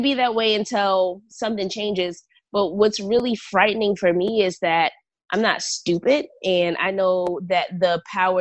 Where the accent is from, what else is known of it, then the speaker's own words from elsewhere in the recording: United States; We are American and we've been here for the last 500 years.